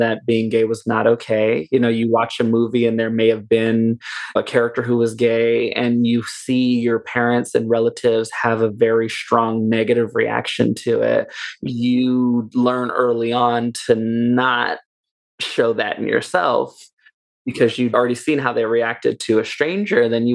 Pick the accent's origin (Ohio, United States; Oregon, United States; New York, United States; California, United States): California, United States; Dublin; also born or lived in Oakland, California; when we were very young, she moved us to Dublin, California. We moved to the Tri-Valley